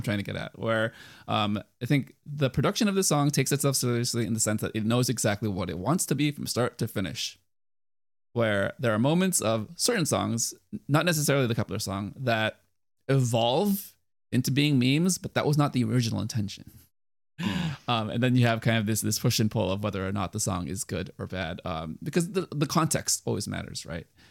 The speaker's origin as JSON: {"language": "English", "country": "United States", "tie": "born or raised there", "said": "I'm Asian, but I grew up in the United States"}